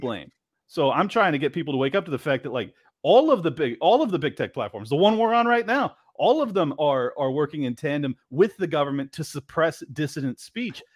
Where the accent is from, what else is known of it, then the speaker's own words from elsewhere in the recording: San Diego, California, United States; moved away as an adult; now in Miami, United States; I grew up in San Diego